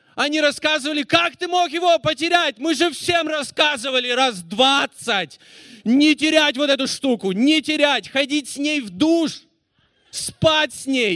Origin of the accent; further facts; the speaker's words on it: Russia; I am from Russia